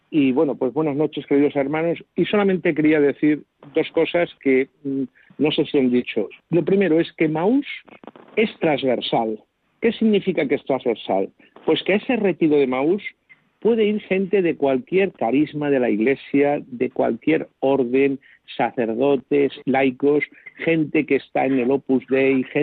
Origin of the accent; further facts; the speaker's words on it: Valencia, Valencian Community, Spain; also born or lived in Asturias; Estoy en Asturias, aunque soy de Valencia y pertenezco a la parroquia de Monteolivete.